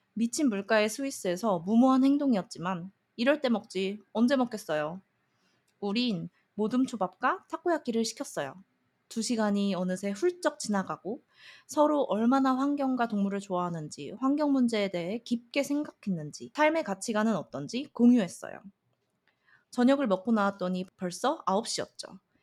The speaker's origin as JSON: {"language": "Korean", "country": "South Korea"}